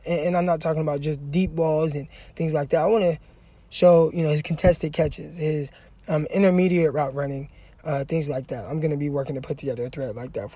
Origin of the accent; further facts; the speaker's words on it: California, United States; I'm from Cali